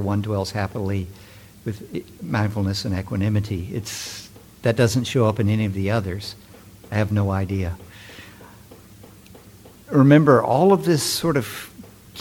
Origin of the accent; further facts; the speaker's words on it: San Francisco, California, United States; I'm from San Francisco